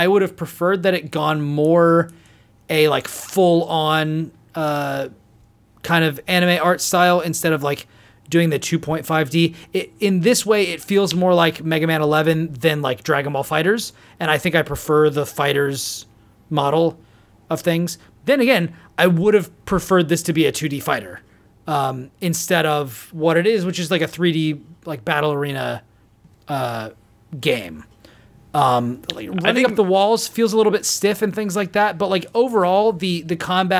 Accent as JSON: {"language": "English", "region": "California", "country": "United States", "said": "I don't know. I'm a Californian, so I wouldn't be able to tell you about that."}